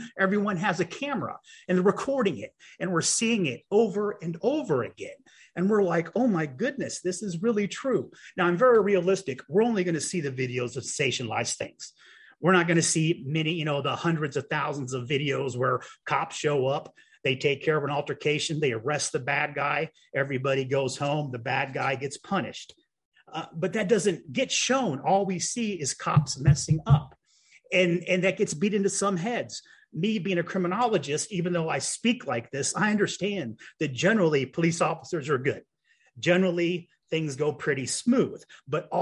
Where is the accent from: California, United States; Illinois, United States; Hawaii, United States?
Illinois, United States; Champaign; my hometown of Champaign, Champaign, Illinois